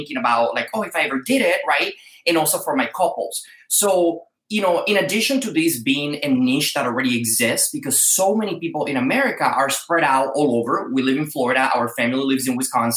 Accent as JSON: {"language": "English", "country": "Dominican Republic", "tie": "born or raised there", "moved": "as an adult", "lives_now": "United States", "said": "I was born in the Dominican Republic"}